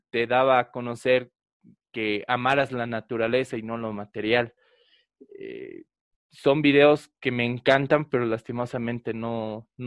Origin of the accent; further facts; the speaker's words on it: Bolivia; nos hablaban prácticamente de cómo somos los bolivianos